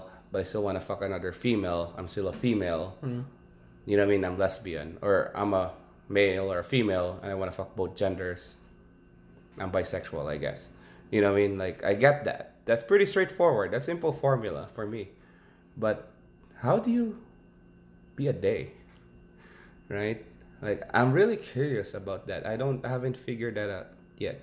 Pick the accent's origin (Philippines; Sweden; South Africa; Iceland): Philippines; now in United States; I'm from the Philippines